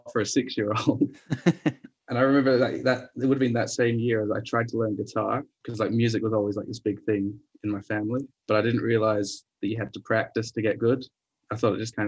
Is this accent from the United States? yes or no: no; Adelaide, South Australia, Australia; moved away as an adult; also born or lived in Edinburgh; I grew up in Adelaide